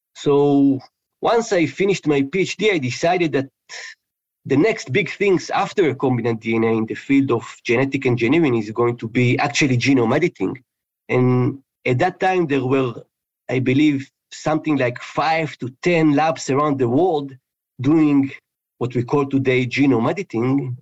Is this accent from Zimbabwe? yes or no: no; Israel; moved away; I was born in in Israel, and in high school I actually studied physics and chemistry.